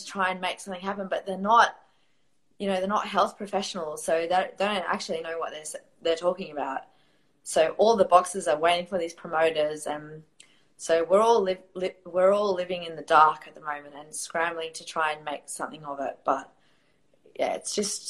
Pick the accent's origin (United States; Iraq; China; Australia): Australia; also born or lived in Riyadh, Saudi Arabia; I am from Australia.